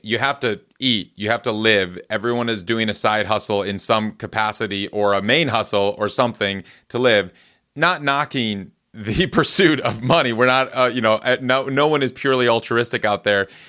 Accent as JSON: {"language": "English", "region": "Midwest", "country": "United States", "tie": "born or raised there", "moved": "as an adult", "lives_now": "Los Angeles, United States", "said": "I grew up in the Midwest where we have brutal winters."}